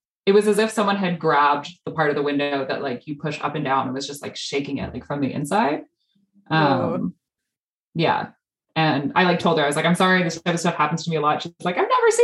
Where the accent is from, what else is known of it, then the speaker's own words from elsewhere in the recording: Vancouver, British Columbia, Canada; now in Montreal, Canada; I grew up in Vancouver